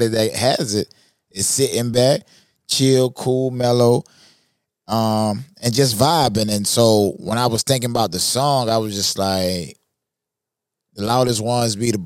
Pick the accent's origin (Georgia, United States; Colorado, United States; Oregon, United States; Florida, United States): Florida, United States; I'm from Florida. Southern guy, man.